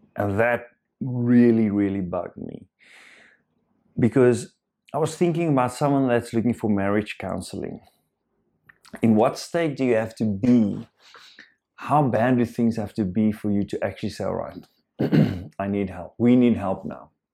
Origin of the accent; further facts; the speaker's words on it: South Africa; first language Afrikaans; English is a second language; I am Afrikaans